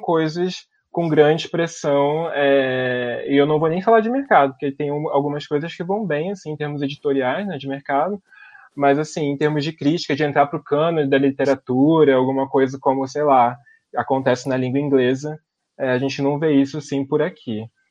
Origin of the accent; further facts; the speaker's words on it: Brazil; como brasileiro, como uma pessoa localizada no Brasil